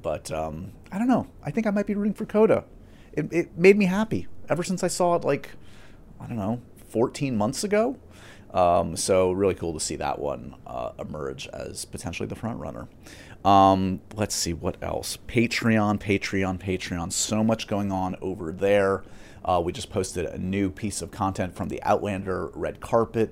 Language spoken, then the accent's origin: English; New York, United States; my my hometown